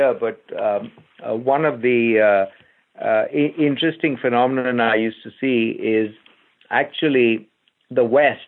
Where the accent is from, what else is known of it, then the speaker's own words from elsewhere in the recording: India; I grew up in India, where everything in the house was reused